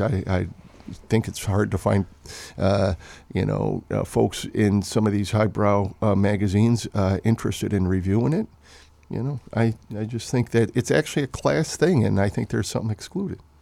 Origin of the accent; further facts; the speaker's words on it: Wheeling, Illinois, United States; I grew up in Wheeling, Illinois, which, when I grew up, was a working class, uh, neighborhood